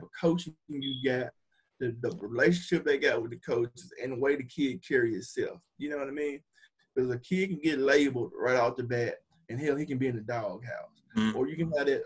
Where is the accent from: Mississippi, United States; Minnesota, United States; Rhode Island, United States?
Mississippi, United States; Hernando; I'm from Hernando